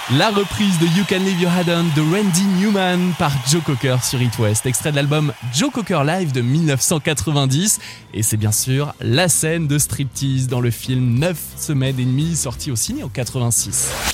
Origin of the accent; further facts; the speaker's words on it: France; Riviera c'est chez nous, dans le Var, oui en France